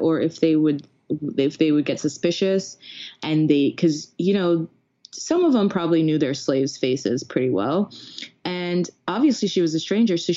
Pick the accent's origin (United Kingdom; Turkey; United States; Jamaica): Jamaica; I'm Jamaican.